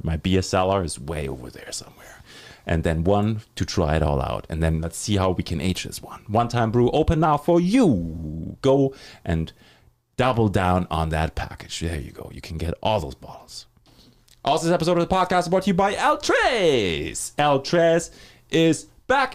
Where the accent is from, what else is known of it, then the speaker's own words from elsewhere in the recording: Germany; moved away as an adult; I'm from Germany. I moved here in two thousand six